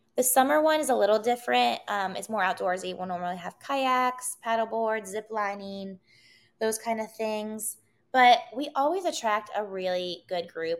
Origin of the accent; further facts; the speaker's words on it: Wheeling, West Virginia, United States; moved away as an adult; also born or lived in Los Angeles, United States; now in Columbus, United States; I grew up in Wheeling, West Virginia.